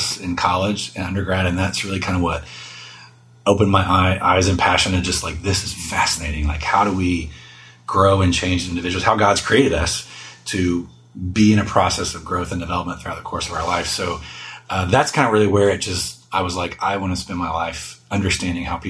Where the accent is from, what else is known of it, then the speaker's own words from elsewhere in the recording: Texas, United States; moved away as an adult; also born or lived in Chicago / New York City; I grew up in Texas, so it's great to be back. I have not lived back in Texas, though, for almost 19 years now